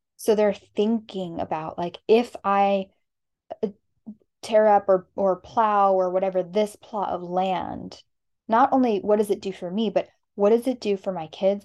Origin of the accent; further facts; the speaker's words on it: Arizona, United States; moved away; We are from Arizona